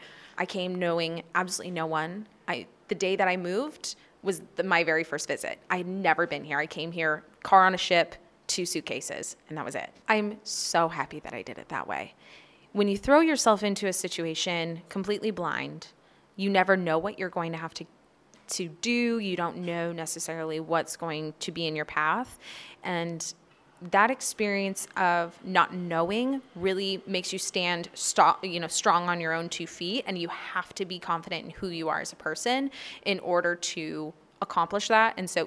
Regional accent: Oregon City, Oregon, United States; now in Anchorage, United States; I'm 27 years old, and I'm from Oregon City, Oregon.

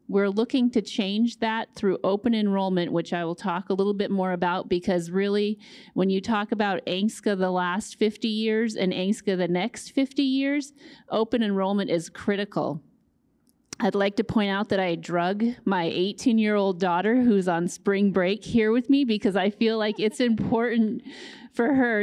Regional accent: Fairbanks, Alaska, United States; also born or lived in Nulato, Alaska; I grew up in Fairbanks, spent a lot of time on the Yukon and in Nulato

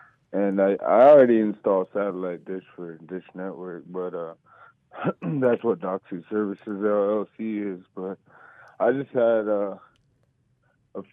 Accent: Buckland, Alaska, United States; also born or lived in Utqiagvik (Barrow), Alaska; now in Utqiagvik, United States; I'm going to be installing solar panels up here in Barrow, but I'm really from Buckland, Alaska.

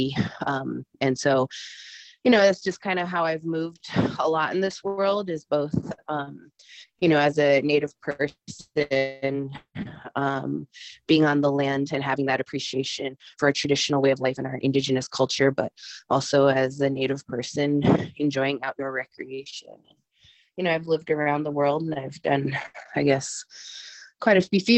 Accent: Eagle Village, Alaska, United States; now in Fairbanks, United States; I'm originally from Eagle Village, Alaska

